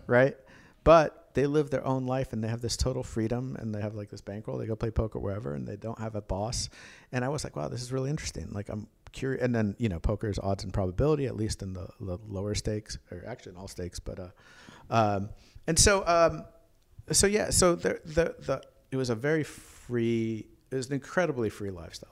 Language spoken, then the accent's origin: English; Tulsa, Oklahoma, United States; also born or lived in Schenectady, New York; I grew up in Tulsa